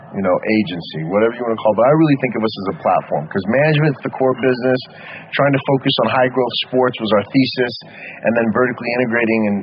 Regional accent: Baghdad, Baghdad Governorate, Iraq; moved away; also born or lived in United States; I was born in Iraq, Baghdad, Iraq

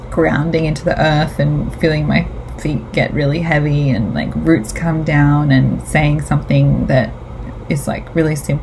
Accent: Australia; I'm the Aussie dag

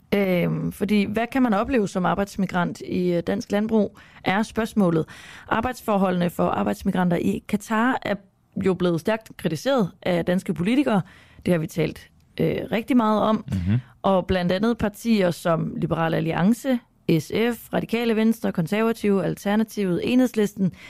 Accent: Denmark; nu er jeg jo også fra Jylland

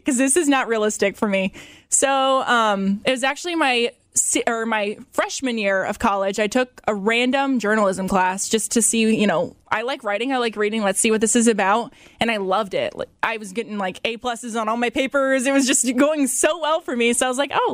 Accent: Fort Wayne, Indiana, United States; moved away as an adult; also born or lived in Bloomington, Indiana; now in Middlebury, United States; I was born and raised in Fort Wayne, literally my whole life.

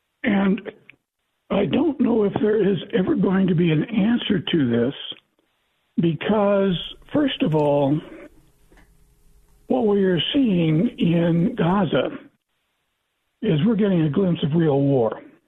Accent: the Ozarks, Missouri, United States; When I was growing up, and I grew up in the Missouri hillbilly from the Ozarks.

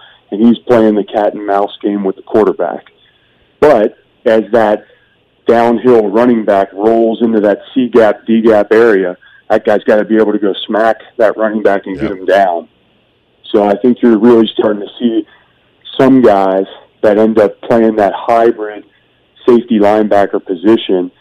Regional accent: Cincinnati, Ohio, United States; moved away as an adult; born and raised on the west side of the city

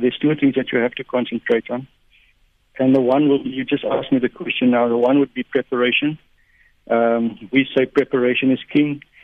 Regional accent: Port Elizabeth, Eastern Cape, South Africa; we grew up in Port Elizabeth.

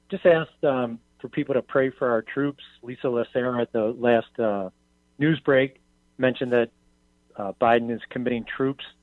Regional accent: Oak Park, Illinois, United States; now in Austin, United States; I grew up on the West Shore in Oak Park.

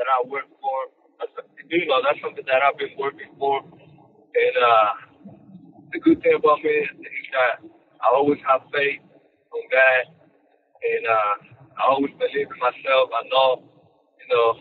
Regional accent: Dominican Republic; English is a second language; now in United States; I'm Dominican from the Dominican Republic.

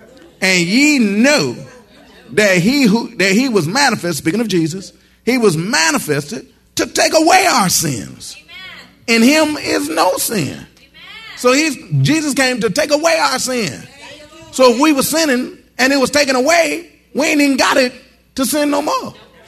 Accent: Michigan, United States; Now, see, I came from Michigan. In Michigan, you see the trees fall.

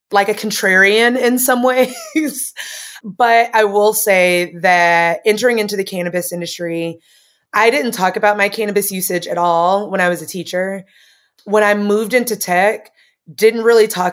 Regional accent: Tennessee, United States; I'm from Tennessee.

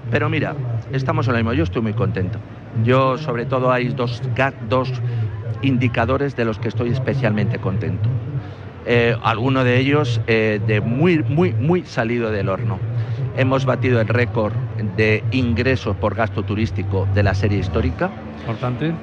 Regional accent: Spain; somos españoles

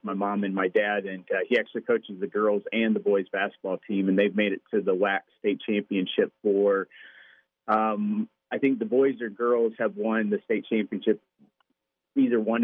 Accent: Gilman, Wisconsin, United States; also born or lived in Jacksonville, Florida; So we lived in Gilman, which is a really small community, kind of in the mid-central area of Wisconsin

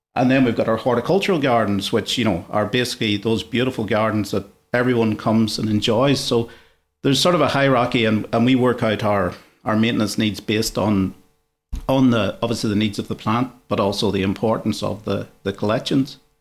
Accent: Ireland; moved away as an adult; now in Sydney, Australia; I'm not originally from Australia, so when I was, uh, back in Ireland, I was pretty much in the construction industry

